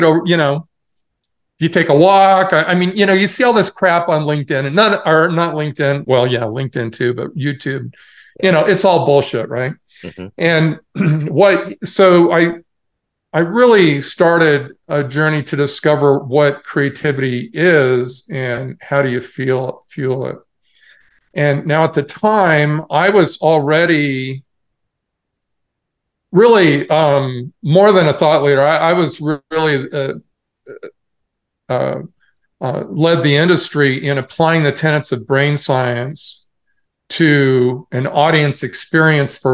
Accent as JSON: {"language": "English", "town": "Portland", "region": "Oregon", "country": "United States", "also_born_or_lived": "Cupertino, California", "moved": "as an adult", "said": "I was originally from Portland, Oregon."}